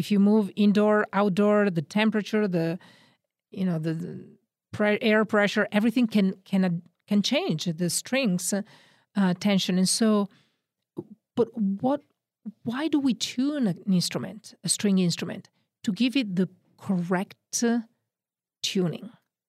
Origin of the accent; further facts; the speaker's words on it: northern Italy, Italy; accent: Northern Italian; English is a second language; I said that my accent is from Oregon. No, it's actually from Northern Italy.